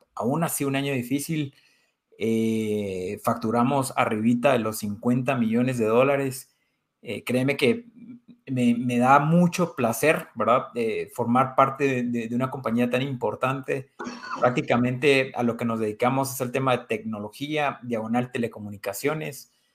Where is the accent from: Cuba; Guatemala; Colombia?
Guatemala; also born or lived in Spain; como guatemaltecos